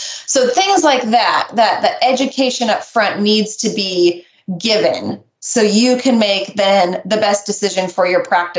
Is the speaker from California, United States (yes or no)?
no; Nebraska, United States; I'm from Nebraska